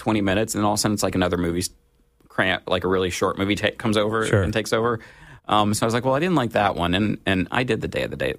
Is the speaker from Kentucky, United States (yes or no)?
yes; Kentucky, United States; I grew up like in Eastern Kentucky, so he kind of gets that kind of, you know